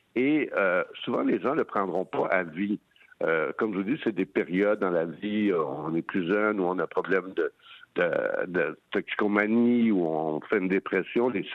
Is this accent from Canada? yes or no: yes; Montreal, Quebec, Canada; chez nous à Montréal